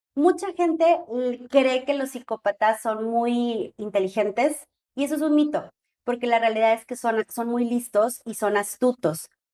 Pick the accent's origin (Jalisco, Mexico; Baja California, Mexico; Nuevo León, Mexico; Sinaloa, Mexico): Nuevo León, Mexico; Monterrey; yo soy de Monterrey y estamos aquí en Guadalajara